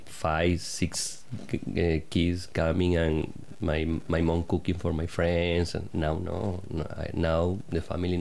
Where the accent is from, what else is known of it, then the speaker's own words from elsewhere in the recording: Caracas, Capital District, Venezuela; English is a second language; moved away as an adult; also born or lived in Brisbane, Australia; now in Tasmania, Australia; I grew up in Caracas, in the capital, 38 years ago.